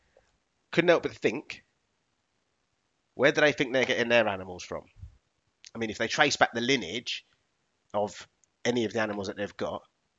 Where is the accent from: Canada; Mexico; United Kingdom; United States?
United Kingdom; England; I was born in England